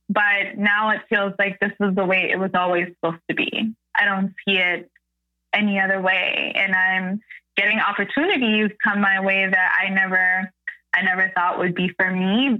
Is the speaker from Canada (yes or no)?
yes; Canada; I'm a Canadian creator